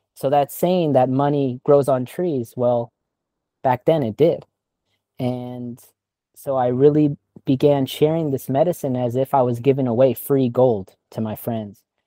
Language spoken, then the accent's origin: English; California, United States; now in Thailand; I'm from California